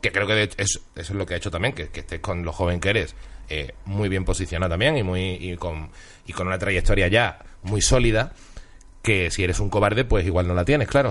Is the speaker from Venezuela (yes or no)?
no; Seville, Andalusia, Spain; also born or lived in Huelva; Yo nací en Huelva, me crié en Sevilla, pero tengo media familia vasca.